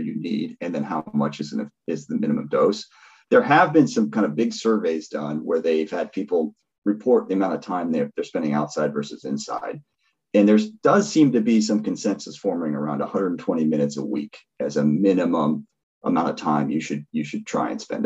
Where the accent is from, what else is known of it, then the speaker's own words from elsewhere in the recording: Seattle, Washington, United States; I grew up in Seattle when it's dark all winter.